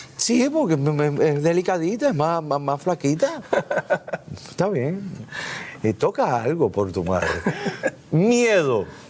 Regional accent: Cuba; nosotros los cubanos

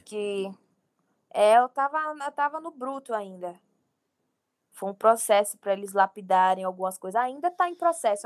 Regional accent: Bahia, Brazil; eu sou da Bahia

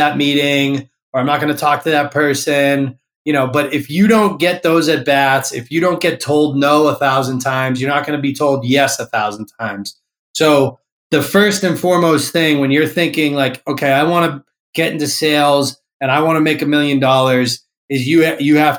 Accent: Massachusetts, United States; I grew up in Massachusetts

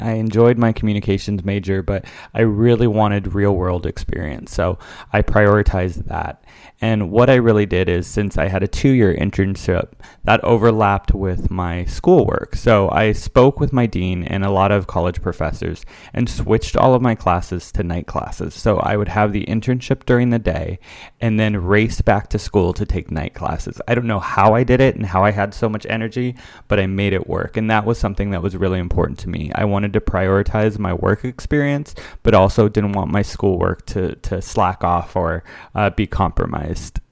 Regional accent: West Covina, California, United States; now in New York, United States; I am originally from Los Angeles, California, and I decided to attend the university, Loyola Marymount University, which is about an hour drive away from my hometown of West Covina

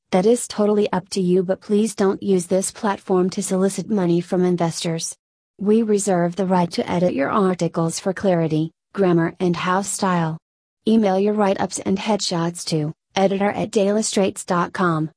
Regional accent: Malaysia; now in Melbourne, Australia; Growing up in Malaysia

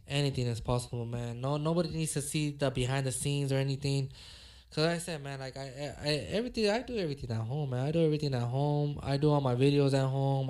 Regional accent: Los Angeles, California, United States; me growing up in South Central

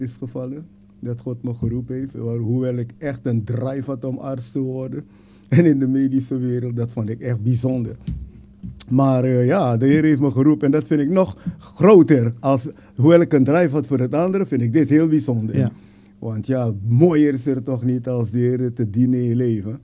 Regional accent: Suriname; moved away as an adult; now in Netherlands; ik ben geboren in Suriname natuurlijk en hier naar Nederland gekomen om te studeren

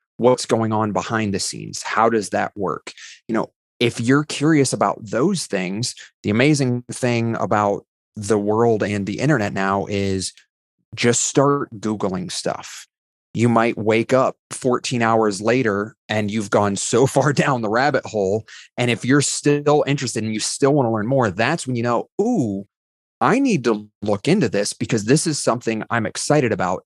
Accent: Ohio, United States; I was a high school English teacher before working at Rackspace in Ohio

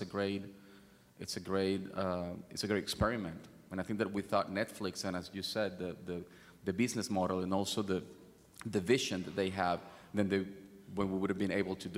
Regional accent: Venezuela; I grew up in Venezuela

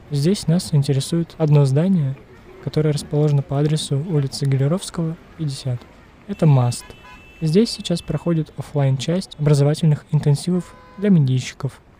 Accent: Moscow, Russia; Я из Москвы.

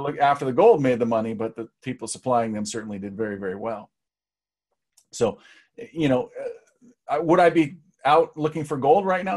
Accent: Seattle, Washington, United States; people came to Seattle, which is my hometown

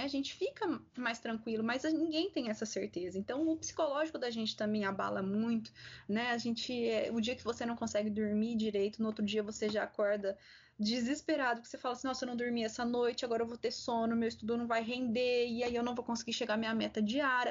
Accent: interior of São Paulo state, Brazil; moved away as an adult; also born or lived in Santiago de Compostela, Spain; now in Goiás, Brazil; no interior do estado de São Paulo, de onde eu sou

